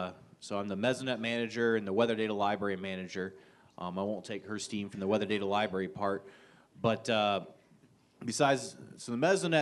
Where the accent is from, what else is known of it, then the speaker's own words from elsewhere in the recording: Ohio, United States; moved away as an adult; also born or lived in South Dakota; now in Kansas, United States; So I came from Ohio, born and bred. I went to Ohio University, and then I got stuck in South Dakota, going to the School of Mines in Rapid City, and then I just kind of find my way here in Kansas